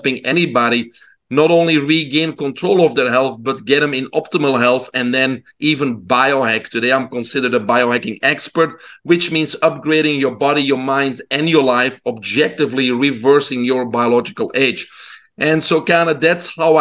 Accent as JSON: {"language": "English", "country": "Belgium", "tie": "born or raised there", "moved": "yes", "said": "people can hear my accent. I'm originally from Belgium in Europe. I grew up in a single mom home"}